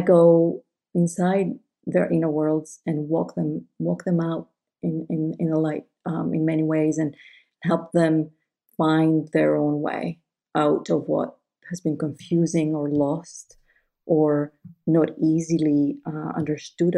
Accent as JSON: {"language": "English", "country": "Greece", "tie": "born or raised there", "moved": "yes", "said": "I grew up Greek Orthodox in Greece."}